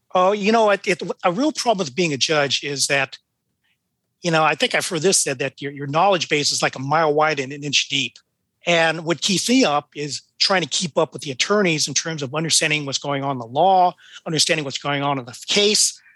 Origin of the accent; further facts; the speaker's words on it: Oakland, California, United States; I was born in Oakland